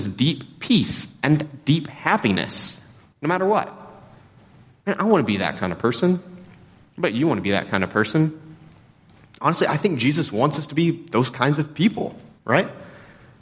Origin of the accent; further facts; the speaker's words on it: Texas, United States; we grew up in Texas